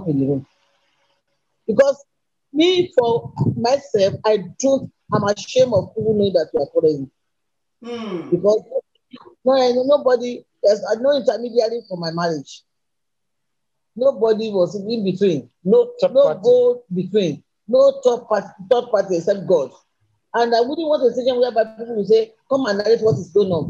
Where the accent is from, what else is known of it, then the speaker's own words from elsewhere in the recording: Ilesa, Osun, Nigeria; I came from Ilesha.